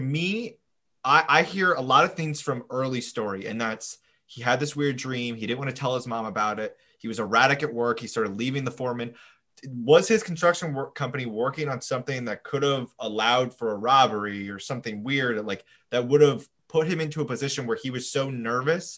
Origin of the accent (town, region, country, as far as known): United States